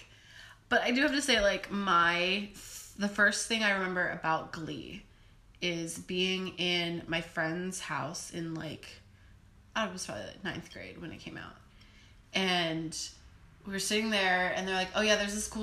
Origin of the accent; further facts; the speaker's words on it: Ohio, United States; I am from Ohio